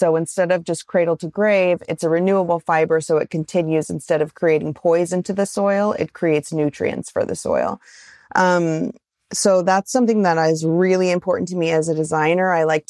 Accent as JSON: {"language": "English", "region": "Pacific Northwest", "country": "United States", "said": "I run super hot. I'm from the Northwest."}